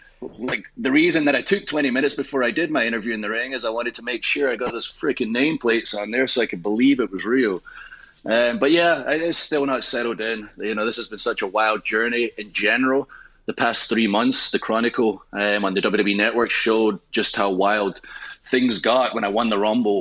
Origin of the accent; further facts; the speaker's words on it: Scotland, United Kingdom; I am Scottish